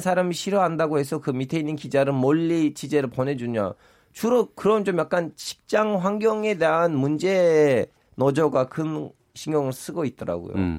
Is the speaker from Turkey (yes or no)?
yes; Turkey; Korean is a second language; now in South Korea; 전 터키 사람으로서